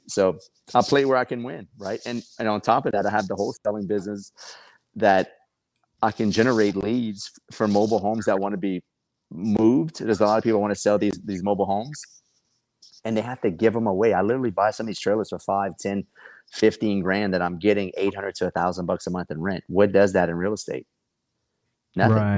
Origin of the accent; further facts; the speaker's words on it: Lafayette, Louisiana, United States; where I'm from Lafayette